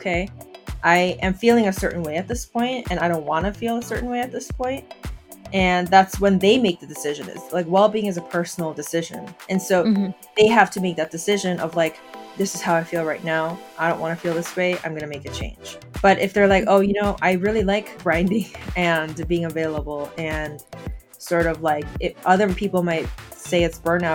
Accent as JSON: {"language": "English", "region": "Seoul", "country": "South Korea", "moved": "yes", "lives_now": "Baltimore area, United States", "said": "I am an immigrant from Seoul, South Korea."}